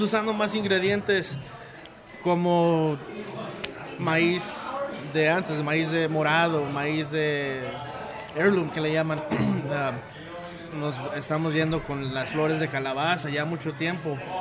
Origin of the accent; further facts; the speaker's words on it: Tenamaxtlán, Jalisco, Mexico; now in Denver, United States; De una gran ciudad del centro del universo, Tenamaxlán, Jalisco.